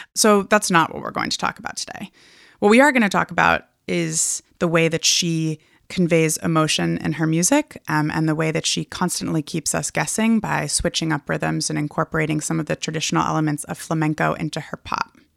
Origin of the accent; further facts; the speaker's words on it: Hood River, Oregon, United States; I'm in my hometown of Hood River, Oregon